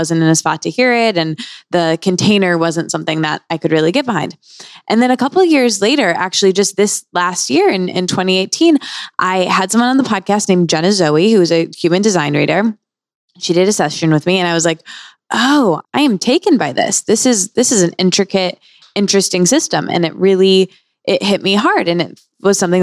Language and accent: English; Seattle, Washington, United States; I grew up in Seattle and outside of Seattle as well